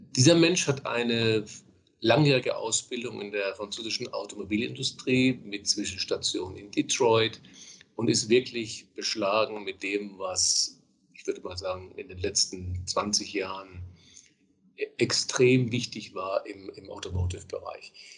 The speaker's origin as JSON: {"language": "German", "region": "Bavaria", "country": "Germany", "tie": "born or raised there", "moved": "yes", "said": "Ich komme ja gebürtig aus Bayern"}